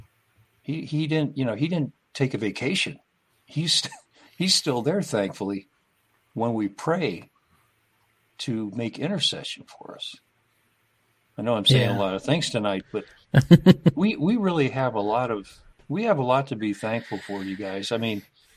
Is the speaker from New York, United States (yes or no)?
no; California, United States; I'm from California